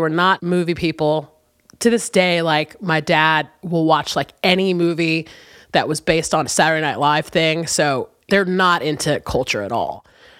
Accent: San Diego, California, United States; born there; also born or lived in Chicago; Weird thing, though. I only lived there for like 6 months. I immediately was taken from San Diego and like we all moved to Chicago.

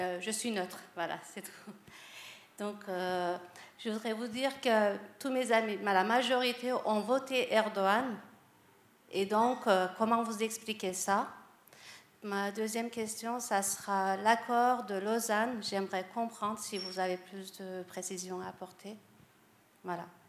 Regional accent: France; also born or lived in Antalya, Turkey; Je suis d'origine turque. Euh, j'ai grandi en France, j'ai pris la culture française

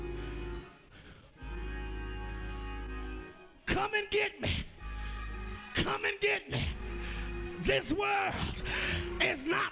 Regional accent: United States; I'm an American

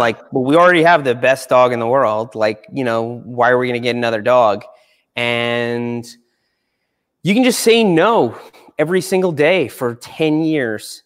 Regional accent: Long Island, New York, United States; I grew up on Long Island

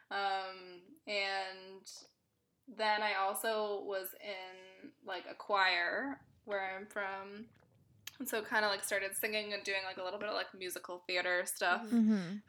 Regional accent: Berkeley, California, United States; I grew up in Berkeley, California

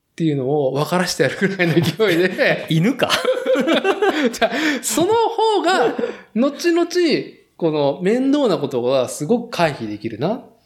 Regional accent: Nagoya, Aichi, Japan; moved away; 名古屋の住宅街で生まれ育ち、名古屋市っていう都心でね、東海地区で都心で、まあ、生きてきた人間

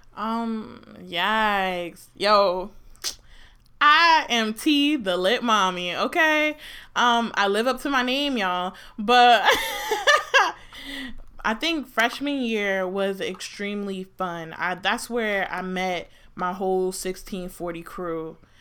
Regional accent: New Jersey, United States; also born or lived in Maryland; I'm from Jersey

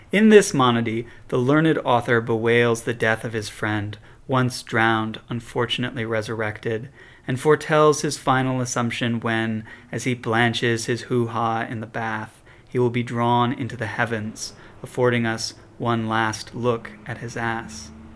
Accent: Chicago, Illinois, United States; I'm from Chicago

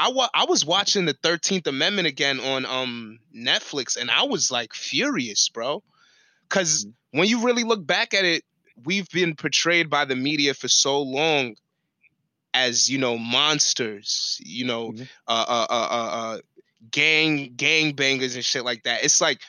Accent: New York City, New York, United States; growing up on Staten Island, bro, it's a whole different spectrum for that shit.

